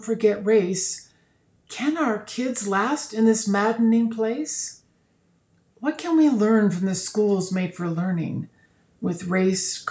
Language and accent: English; Nebraska, United States; moved away; my home state of Nebraska